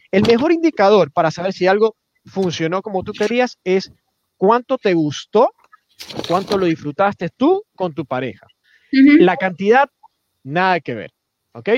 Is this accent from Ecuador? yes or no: yes; Ecuador; como latinoamericanos, no solo ecuatorianos